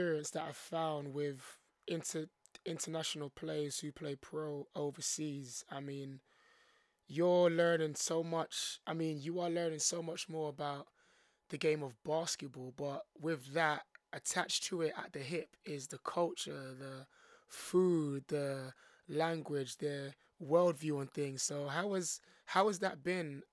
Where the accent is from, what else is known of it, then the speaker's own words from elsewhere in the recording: London, United Kingdom; born and raised in London